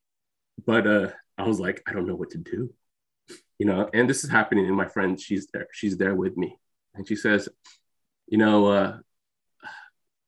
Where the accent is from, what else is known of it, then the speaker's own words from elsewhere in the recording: Bay Area, California, United States; I'm Filipino. I'm the son of immigrants. I'm from the Bay Area